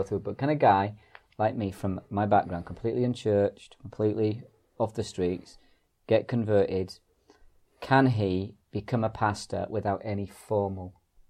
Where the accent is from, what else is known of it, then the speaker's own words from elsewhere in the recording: Ireland; because I'm Irish